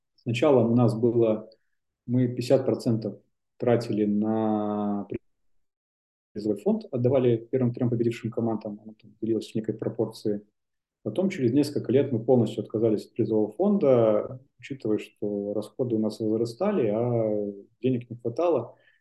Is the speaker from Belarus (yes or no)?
yes; Belarus; moved away as an adult; also born or lived in Prague / Saint Petersburg; я вернулся обратно в Беларусь, откуда я родом